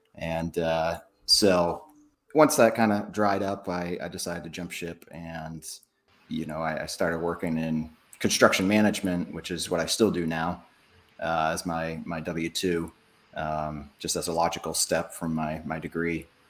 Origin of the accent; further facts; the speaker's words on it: New Hampshire, United States; moved away as an adult; also born or lived in South Florida; I'm from New Hampshire originally, so uh, I I know the Boston area very very well. But yeah, I grew up up there, moved down South Florida when I was 18